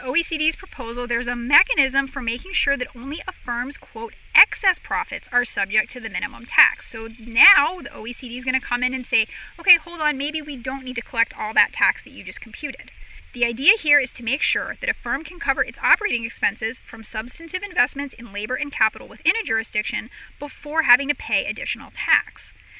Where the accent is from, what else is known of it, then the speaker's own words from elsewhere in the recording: Ireland; I'm worried most about the Irish, because I am Irish and I know we're stubborn and we like to fight.